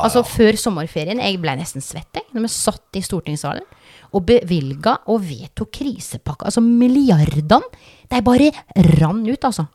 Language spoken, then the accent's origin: Norwegian; Telemark, Norway; accent: Vest-Telemark dialect; moved away